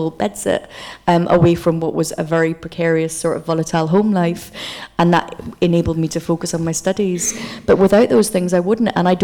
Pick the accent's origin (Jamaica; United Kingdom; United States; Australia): United Kingdom; Aberdeen, Scotland; also born or lived in Coatbridge; Aberdeen, where I was born, whenever I say I'm from there